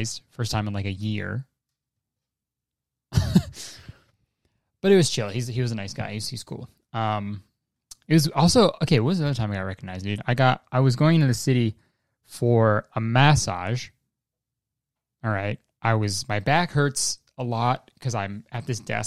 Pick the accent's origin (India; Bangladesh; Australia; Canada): Canada; I'm Canadian